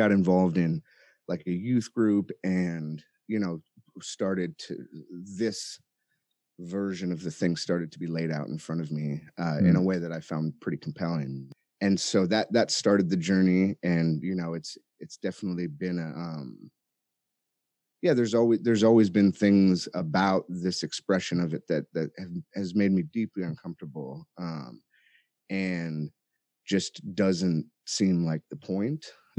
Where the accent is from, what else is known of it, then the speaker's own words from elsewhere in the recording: Chicago, Illinois, United States; born there; also born or lived in California; I was born in Chicago, and, you know, we ended up out in California after a while, but had kind of a pretty tumultuous upbringing.